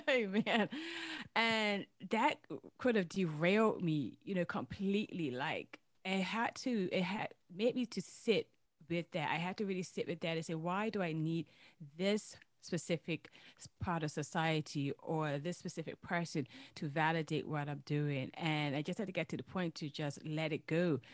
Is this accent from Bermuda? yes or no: yes; Bermuda; I hail from Bermuda